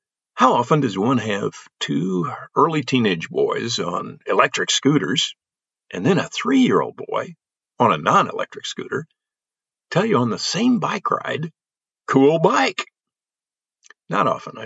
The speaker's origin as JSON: {"language": "English", "town": "Belleville", "region": "Illinois", "country": "United States", "tie": "born or raised there", "said": "my hometown area of Belleville, Illinois, which is a St. Louis suburb"}